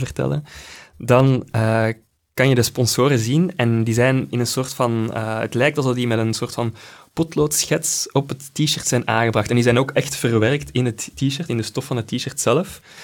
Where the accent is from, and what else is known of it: Belgium